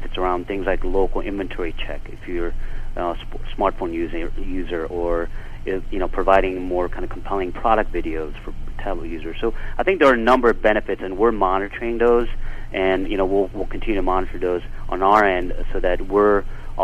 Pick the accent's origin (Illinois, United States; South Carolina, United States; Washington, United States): Illinois, United States; Chicago; growing up in Chicago